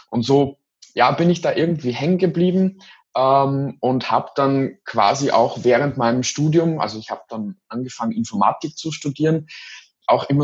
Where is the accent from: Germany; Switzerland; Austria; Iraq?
Austria; also ich bin aus Österreich und in Österreich ist es noch sehr, sehr stark in der Tradition verankert